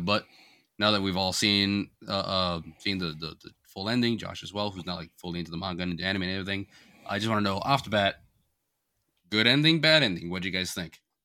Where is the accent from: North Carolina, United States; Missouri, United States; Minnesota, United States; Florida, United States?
Florida, United States; moved away; growing up in Florida